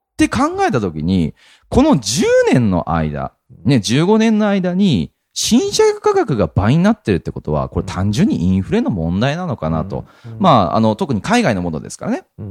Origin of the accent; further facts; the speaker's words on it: Japan; 日本に生まれて日本人として生きてて